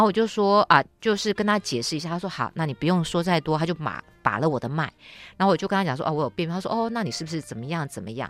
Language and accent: Chinese; Taiwan; moved away as an adult; also born or lived in India; now in Delhi, India; 站在我们台湾人的角度